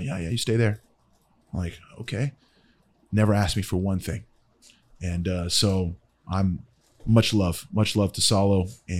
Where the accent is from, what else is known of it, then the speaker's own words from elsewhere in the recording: Ohio, United States; born there; I was born in Ohio.